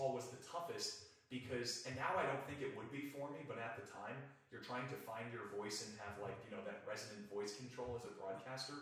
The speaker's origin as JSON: {"language": "English", "region": "New Jersey", "country": "United States", "tie": "born or raised there", "also_born_or_lived": "Kearney, Nebraska", "moved": "as an adult", "lives_now": "Reading, United States", "said": "when I was growing up in New Jersey"}